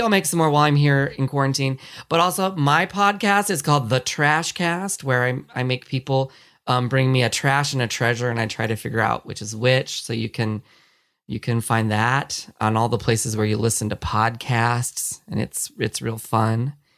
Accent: California, United States; I grew up here in California

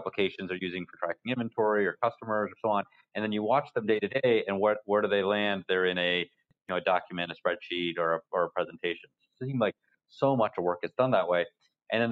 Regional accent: Yorktown, Virginia, United States; moved away as an adult; also born or lived in Boston; I grew up in Virginia. It's a military town in southeastern Virginia called Yorktown

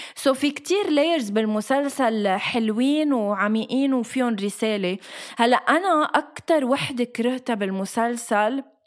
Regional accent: Lebanon; moved away as an adult; now in Dubai, United Arab Emirates

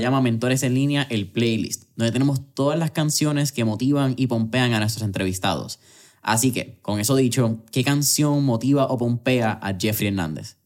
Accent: Puerto Rico

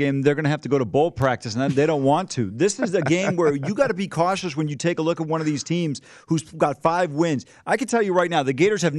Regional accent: Ohio, United States; growing up in Big Ten country, being a Buckeye.

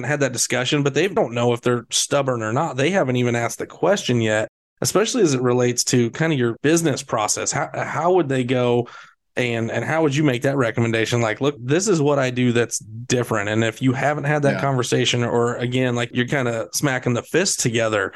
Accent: Central Iowa, United States; I grew up in Central Iowa

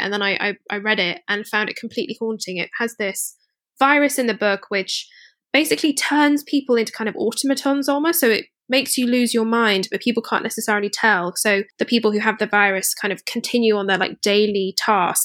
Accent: Scotland, United Kingdom; I grew up in Scotland

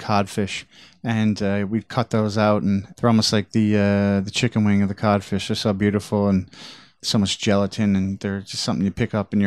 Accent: St. John's, Newfoundland and Labrador, Canada; I grew up in St. John's, which is the capital of Newfoundland and Labrador.

